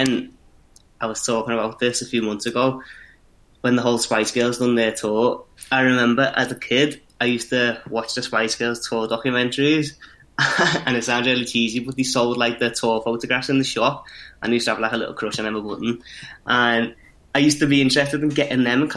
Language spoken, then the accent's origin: English; Liverpool, North West England, United Kingdom; we're both from Liverpool